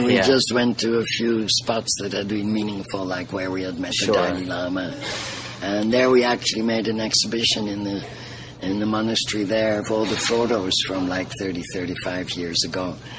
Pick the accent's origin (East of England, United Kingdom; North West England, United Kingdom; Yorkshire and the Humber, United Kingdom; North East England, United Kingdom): North West England, United Kingdom; Liverpool; So they ended up in England, and I was born in Liverpool. I'm a Scousie.